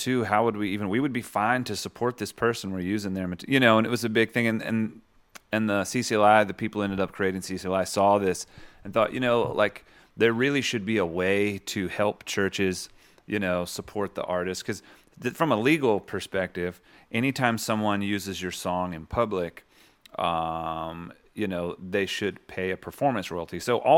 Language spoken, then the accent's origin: English; the South, United States; Maybe we're both from the South